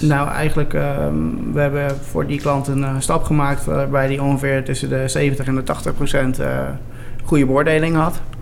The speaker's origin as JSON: {"language": "Dutch", "area": "Westland", "region": "South Holland", "country": "Netherlands", "said": "we komen uit het Westland"}